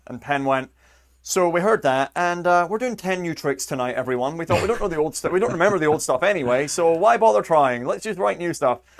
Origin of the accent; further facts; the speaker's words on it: near Edinburgh, Scotland, United Kingdom; moved away; I grew up near Edinburgh